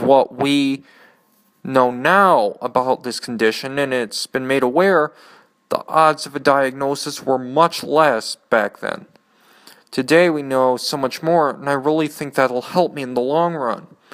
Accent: Canton, Michigan, United States; also born or lived in Nashville, Tennessee / Ann Arbor, Michigan; After a year, Dad picked up our stuff and settled in a suburb of Ann Arbor called Canton. I have lived there most of my life

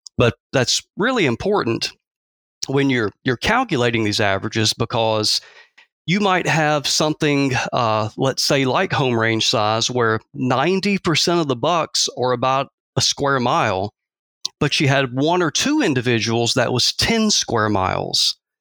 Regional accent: Athens, Georgia, United States; moved away as an adult; also born or lived in South Texas; now in Mississippi, United States; born and raised in Georgia, or, uh, around Athens, Georgia

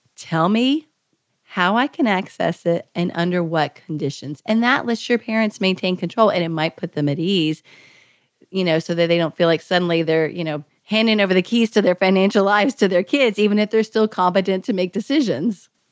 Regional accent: Kentucky, United States; moved away as an adult; I had just moved back to my home state of Kentucky

